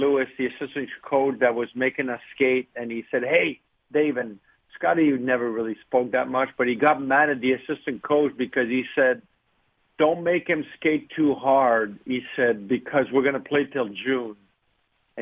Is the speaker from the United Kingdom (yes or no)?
no; Canada; as a kid growing up in Canada